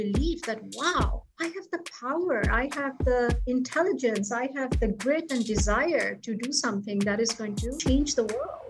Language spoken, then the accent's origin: English; Bangladesh; moved away; also born or lived in Philippines / United States; I'm originally from Bangladesh and grew up there in the Philippines.